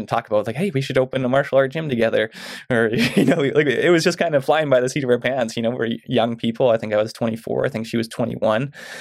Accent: Mission, British Columbia, Canada; now in Chilliwack, Canada; I grew up in Mission

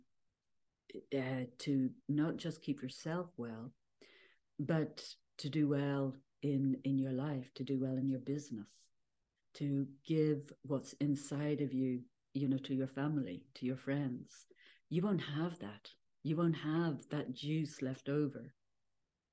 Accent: Ireland; born or raised there

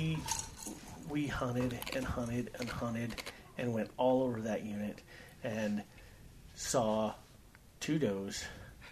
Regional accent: Cloudcroft, New Mexico, United States; All growing up, I hunted there, Sacramento Mountains, up and around Cloudcroft

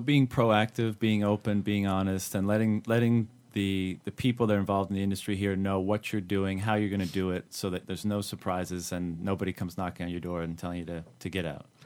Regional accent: Canada; now in China; I'm from Canada, and back home in Canada

